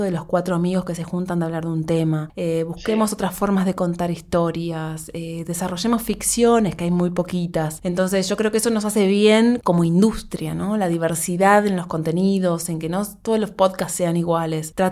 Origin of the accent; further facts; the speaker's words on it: Montevideo, Uruguay; born there; tres chiquilinas del Uruguay, de Montevideo, que es el país donde yo nací